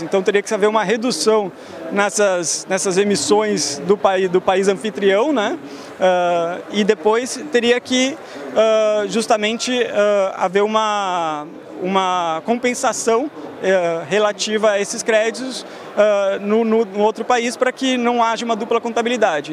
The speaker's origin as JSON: {"language": "Portuguese", "region": "São Paulo", "country": "Brazil", "tie": "born or raised there", "also_born_or_lived": "Porto Alegre", "moved": "as an adult", "lives_now": "Geneva, Switzerland", "said": "eu nasci em Porto Alegre, eu vivi a minha vida inteira praticamente em São Paulo."}